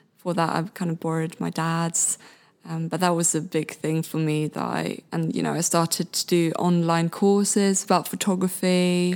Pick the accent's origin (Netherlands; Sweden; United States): Sweden; English is a second language; moved away as an adult; now in Brighton, United Kingdom; I'm originally from Sweden